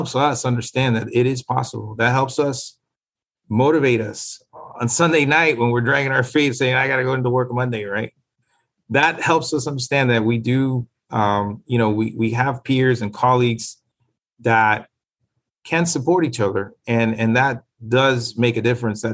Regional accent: Miami, Florida, United States; also born or lived in Nicaragua; I grew up in Liberty City.

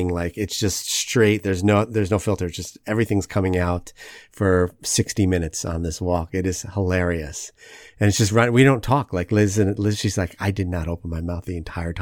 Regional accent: New Jersey, United States; now in St. Louis, United States; We're from New Jersey

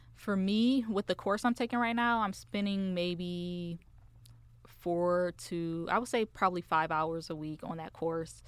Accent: Michigan, United States; moved away as an adult; now in Dallas, United States; So I am originally from Michigan. Um, I came out here in, to Dallas in two thousand and, uh, two, late two thousand seventeen.

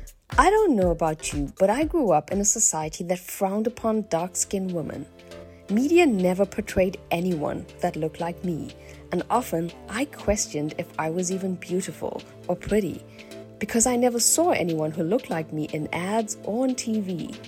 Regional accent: South Africa; And so I grew up in South Africa in a mm-hmm. South Indian home.

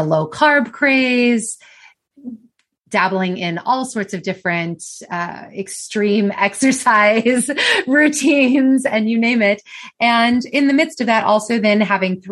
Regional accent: United States; I am from the United States. I don't know if you can tell by my accent

